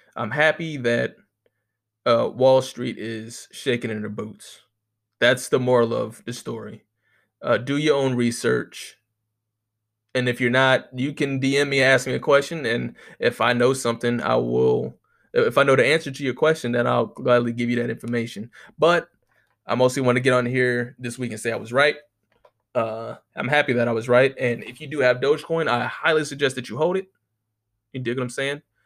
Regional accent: United States; I know that's a real American thing to say, but we ain't got no motherfucking accent.

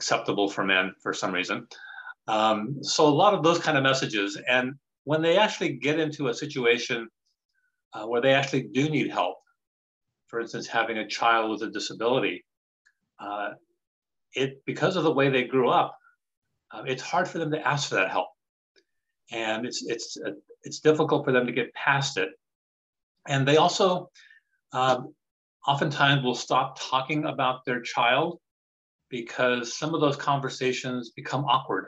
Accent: Louisiana, United States; also born or lived in Colorado / Los Angeles; now in Woodinville, United States; I'm originally from Louisiana and came to Washington by way of Colorado

